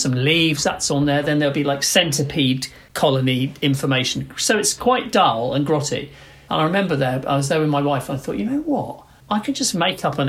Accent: United Kingdom; it's difficult being British

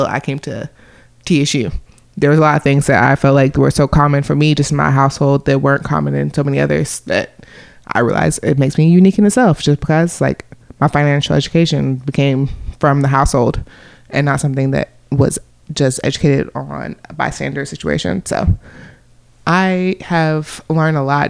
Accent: Oak Ridge, Tennessee, United States; Growing up in Oak Ridge, I was one of 30 in my class

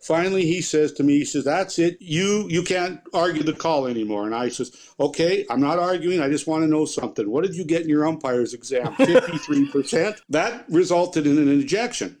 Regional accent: Binscarth, Manitoba, Canada; my hometown of Binskarth

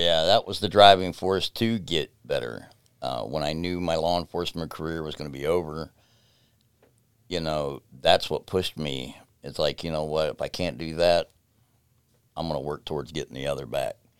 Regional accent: United States; also born or lived in West Virginia; I grew up in between Ohio and West Virginia mostly, 'cause all my family comes from Webster Springs, West Virginia

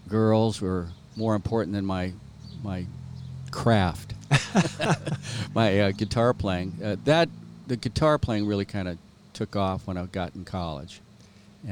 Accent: Southern California, United States; moved away as an adult; also born or lived in Spokane, Washington; I was born and raised in Southern California

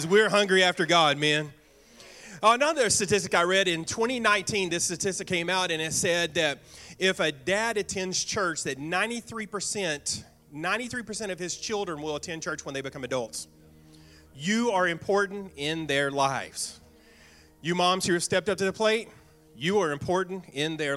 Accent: Bootheel, Missouri, United States; I was raised in the Boot Hill, Missouri

